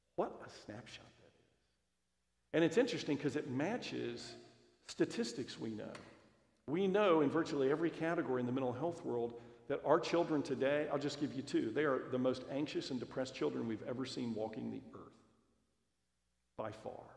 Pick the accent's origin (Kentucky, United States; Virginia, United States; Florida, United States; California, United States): Virginia, United States; Roanoke; my wife and I both grew up in Roanoke. I'm one of five, she's one of five. Our hometown